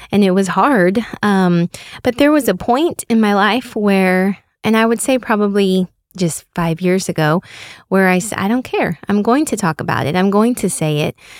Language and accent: English; Katy, Texas, United States; also born or lived in Austin, Texas; I grew up in Katy, and, um, I was a member of, uh, Saint Bartholomew.